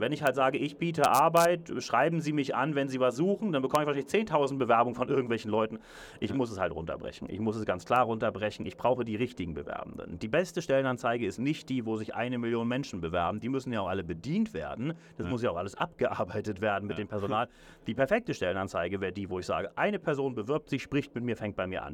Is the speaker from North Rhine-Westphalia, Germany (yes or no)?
no; Hamburg, Germany; also born or lived in Berlin / London; now in Zürich, Switzerland; Ich selber ich bin gebürtiger Hamburger, habe dann in Berlin gelebt, heute wohne ich in Zürich und London